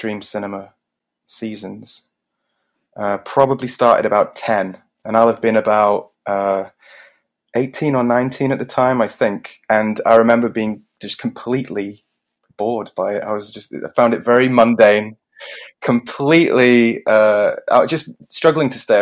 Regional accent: Richmond, Yorkshire and the Humber, United Kingdom; moved away as an adult; also born or lived in Leeds; now in South Korea; I'm originally from Richmond, North Yorkshire, in England

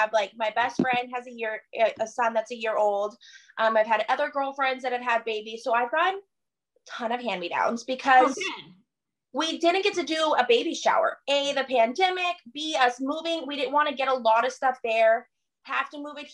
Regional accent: New Mexico, United States; also born or lived in Mesa, Arizona; now in Denton, United States; I grew up in New Mexico.

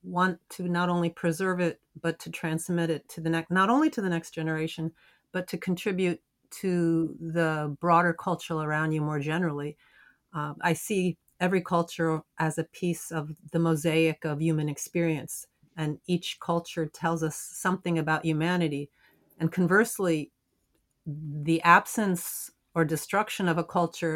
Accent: New Jersey, United States; moved away as an adult; now in Toronto, Canada; I was born in New Jersey in the United States to my father's from Ukraine, and my mother is actually of Mennonite Scottish descent

